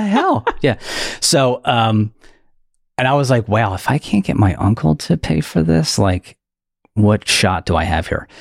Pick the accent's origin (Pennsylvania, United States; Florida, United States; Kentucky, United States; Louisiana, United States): Pennsylvania, United States; Delaware County, outside Philadelphia; accent: Delco; I am from uh, suburbs outside of Philly, um, specifically a township called Delco or Delaware County. That's why my voice sounds like this